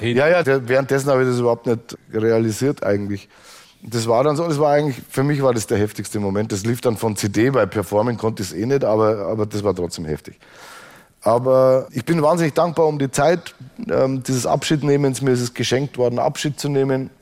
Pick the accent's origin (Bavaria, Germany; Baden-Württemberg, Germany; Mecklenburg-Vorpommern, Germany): Bavaria, Germany; Straubing; born or raised there; moved away